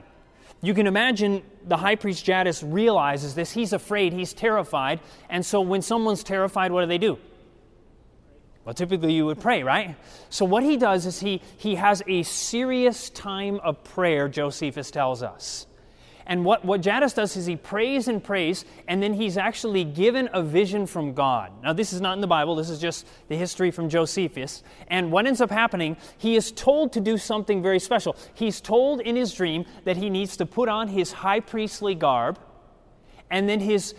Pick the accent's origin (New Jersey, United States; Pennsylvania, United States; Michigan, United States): Michigan, United States; Grand Rapids; I'm originally from Grand Rapids, Michigan